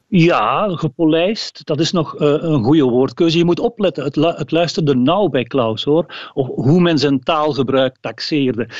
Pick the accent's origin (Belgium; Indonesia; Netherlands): Belgium; Limburg, Flanders; Als Limburger